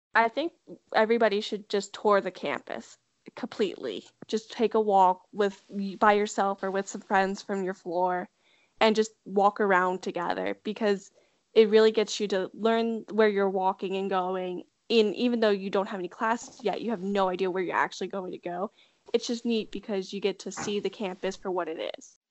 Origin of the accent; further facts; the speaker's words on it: Delaware, United States; I'm from Delaware, one of my friends who went to my high school also went to UD as well